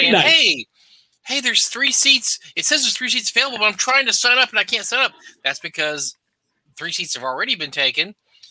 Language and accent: English; Texas, United States; I grew up in Texas.